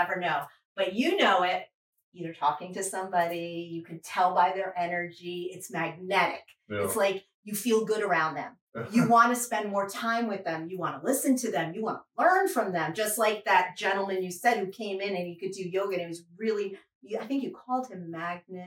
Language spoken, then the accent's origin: English; New York, United States; also born or lived in Fayetteville, North Carolina; now in Fuquay-Varina, United States; I'm from New York and I'm from the Northeast